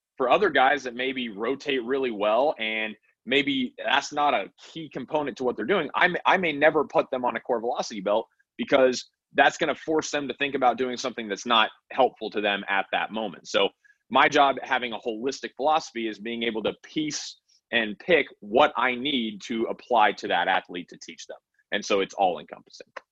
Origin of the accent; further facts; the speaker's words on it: Wyoming, United States; I grew up in Wyoming